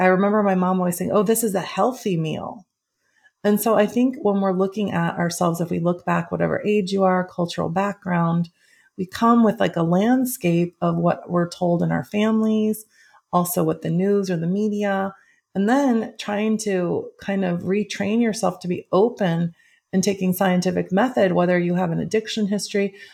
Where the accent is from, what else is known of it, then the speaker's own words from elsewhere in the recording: Midwest, United States; in the Midwest from a very lovely family